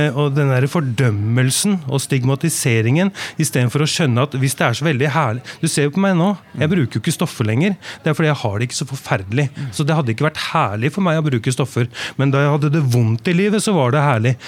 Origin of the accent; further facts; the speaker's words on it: Oslo, Norway; jeg vokste opp i bydel i Oslo